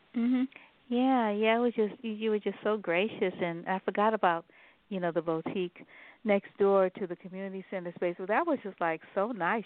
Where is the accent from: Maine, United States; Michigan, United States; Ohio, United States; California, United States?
California, United States; San Francisco; also born or lived in New Orleans; I grew up in um in the Sunnydale projects on Brookdale